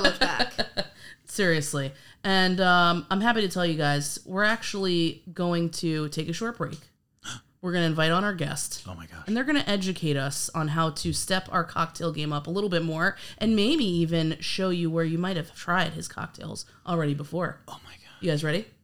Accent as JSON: {"language": "English", "region": "New York", "country": "United States", "said": "I'm actually from New York as well, and I can remember being a little kid"}